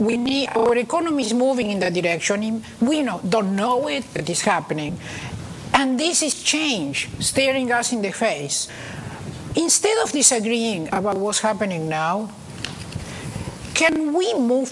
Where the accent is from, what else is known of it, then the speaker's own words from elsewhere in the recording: Argentina; now in United States; I was born in Argentina, and I did my educational system here